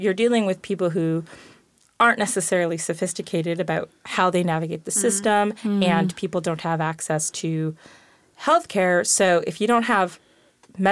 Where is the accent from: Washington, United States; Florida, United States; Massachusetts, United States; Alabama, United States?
Washington, United States; Seattle; also born or lived in Tacoma, Washington / Lakewood, Washington; I was born in Seattle. We moved to Tacoma, Lakewood, when I was in sixth grade and have pretty much been around here ever since